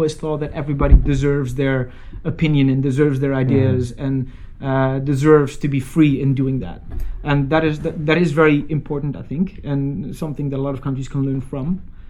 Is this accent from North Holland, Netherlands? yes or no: yes; small town near Alkmaar, North Holland, Netherlands; English is a second language; I wasn't raised in Alkmaar. I was born in a city or a town, really, about 10 kilometers away. But Alkmaar has always been the big city in the area. So I was raised in a small town, but went over to Alkmaar often when I was a child.